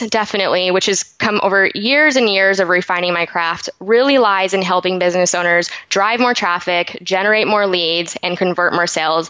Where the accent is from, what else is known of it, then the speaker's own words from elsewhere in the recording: Salt Lake City, Utah, United States; now in San Diego, United States; I was actually born and raised in Salt Lake City, Utah.